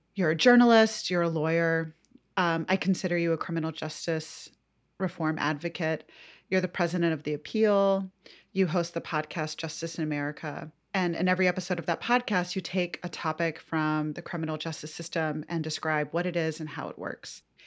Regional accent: Atlanta, Georgia, United States; Josie and I went to the same pre-K in Atlanta

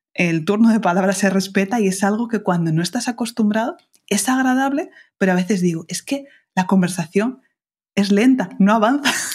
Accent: Spain; los españoles somos bien vulgares hablando

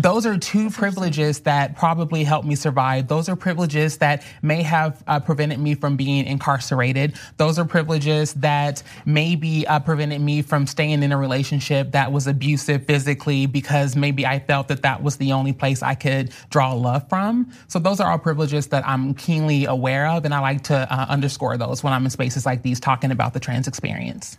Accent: Louisville, Kentucky, United States; moved away as an adult; now in Los Angeles, United States; I'm originally from Louisville, Kentucky

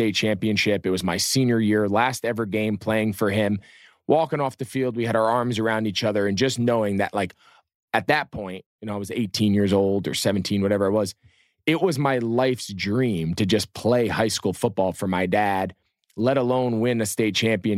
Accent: Northeast, United States; I grew up in the Northeast

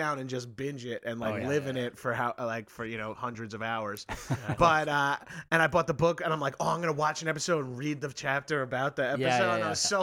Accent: Long Island, New York, United States; I grew up on Long Island

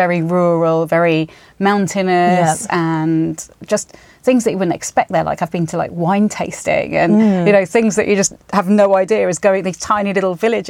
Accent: Spain; So I grew up in Spain, and everyone there was really confident when I moved there, and because they were all these international school kids.

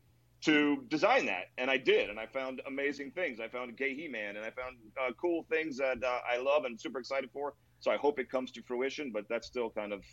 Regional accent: Hialeah, Florida, United States; nobody goes to La Cocina in Hialeah and does not think that I wasn't born and raised in Hialeah. I am.

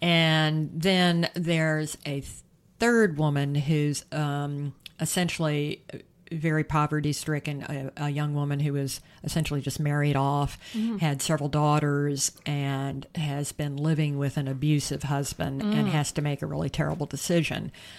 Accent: South Carolina, United States; it takes place in South Carolina, my home state, in the 1920s.

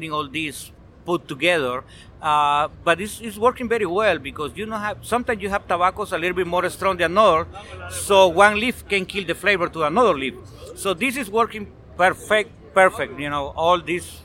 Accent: Honduras; I'm making my cigar in Honduras. I am from Honduras

